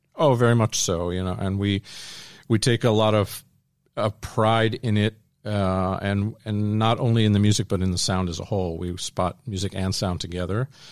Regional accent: Washington, District of Columbia, United States; grew up in suburban D C, so, uh, East Coast

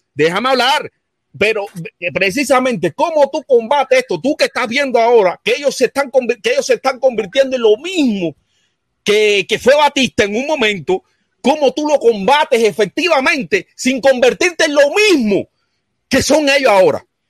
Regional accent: Cuba

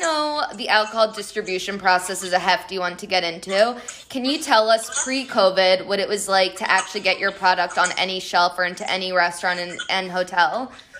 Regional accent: Colombia; I'm from Colombia

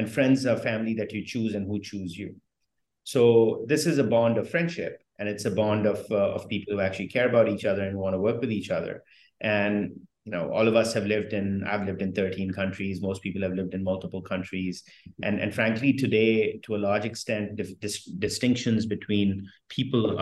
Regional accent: New Delhi, Delhi, India; moved away; also born or lived in France / United States; I grew up in India, and I went to school in France and in the US.

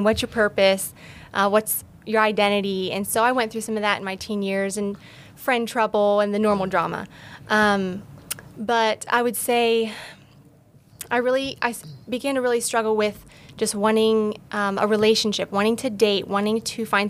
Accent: Alliance, Ohio, United States; I grew up in Alliance, Ohio, born and raised, small town

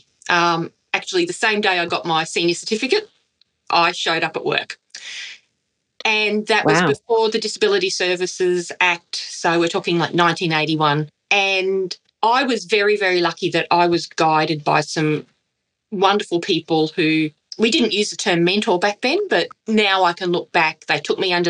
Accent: Redcliffe, Queensland, Australia; I was raised in Redcliffe in Queensland

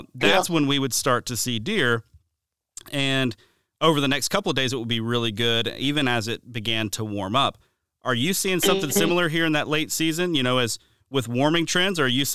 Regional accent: the South, United States; Growing up in the South, we always noticed something a little bit different.

